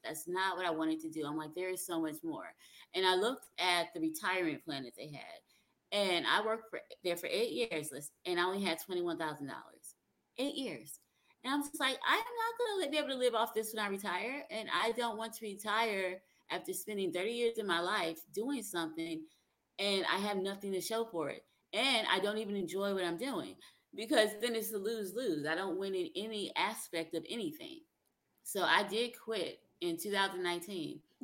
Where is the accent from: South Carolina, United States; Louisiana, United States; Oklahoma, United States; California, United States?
South Carolina, United States; also born or lived in New Jersey; now in Alabama, United States; I grew up in South Carolina. I was born in New Jersey, but when I was 10, my parents moved to South Carolina